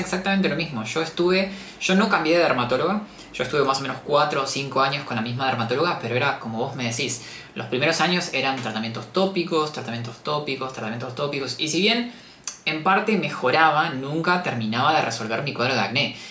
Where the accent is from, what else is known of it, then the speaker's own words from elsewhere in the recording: Patagonia, Argentina; moved away as an adult; now in Buenos Aires, Argentina; yo soy del sur, en realidad yo soy de la Patagonia, entonces me mudé a Buenos Aires a estudiar medicina